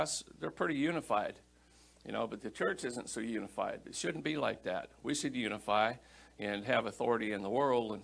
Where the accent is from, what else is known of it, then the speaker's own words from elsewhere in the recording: Iowa, United States; I grew up in Iowa and Iowa's a pork state